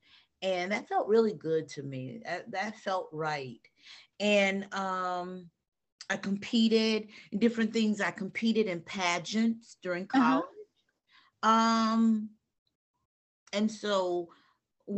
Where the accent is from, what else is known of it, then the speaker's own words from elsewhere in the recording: Atlanta, Georgia, United States; I'm from the South. I'm from Atlanta.